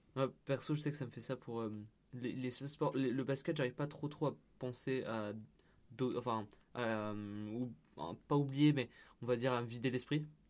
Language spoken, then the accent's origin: French; Lyon, Auvergne-Rhône-Alpes, France; moved away; moi, je viens de Lyon